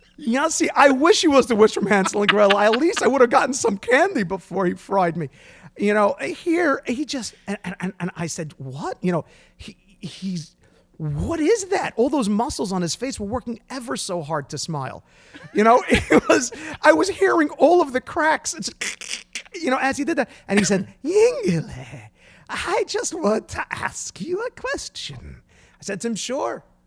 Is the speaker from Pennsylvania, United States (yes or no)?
no; Brooklyn, New York, United States; we come from Brooklyn, New York